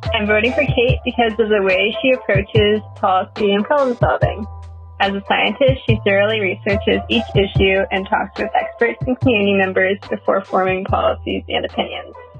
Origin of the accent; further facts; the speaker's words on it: Minneapolis, Minnesota, United States; I left Minneapolis at 18 and I came back to my mid 30s